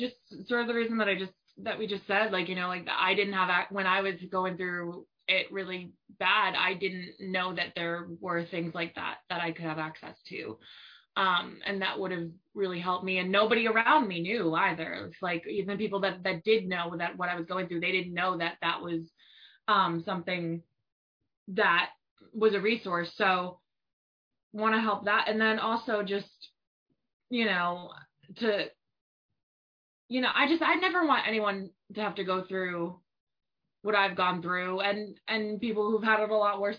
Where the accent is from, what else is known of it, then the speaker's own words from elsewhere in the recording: New York, United States; I'm originally from New York, and my parents are just like, oh, you're not a New Yorker anymore. You're a southerner now.